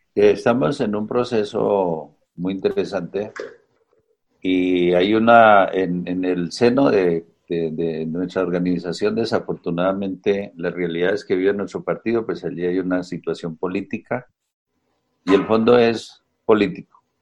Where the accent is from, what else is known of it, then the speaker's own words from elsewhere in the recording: Colombia; las mayorías de este país podamos ponernos a pensar como colombianos